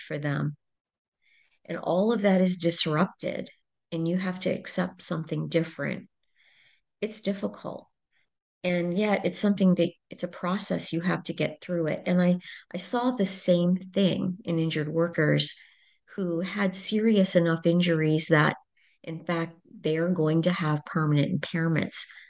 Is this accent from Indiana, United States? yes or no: no; Fairfax, Virginia, United States; I'm originally from Virginia, uh, just outside the Beltway in Washington, D C, Fairfax